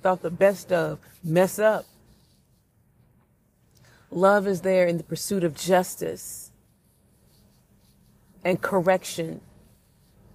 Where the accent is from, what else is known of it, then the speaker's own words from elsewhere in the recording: St. Louis, Missouri, United States; my hometown of St. Louis, Missouri